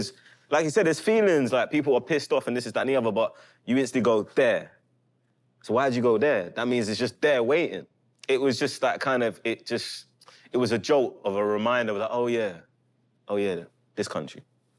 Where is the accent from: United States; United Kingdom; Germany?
United Kingdom; England; It just reminds you of being a kid in England.